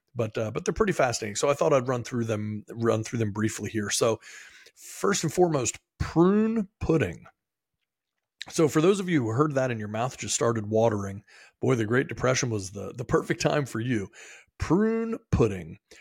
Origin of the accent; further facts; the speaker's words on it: Maryland, United States; moved away; I am from Maryland originally